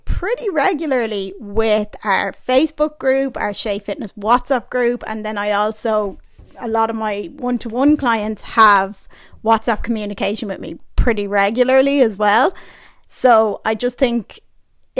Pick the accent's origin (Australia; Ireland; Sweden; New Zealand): Ireland; I was born and raised in Ireland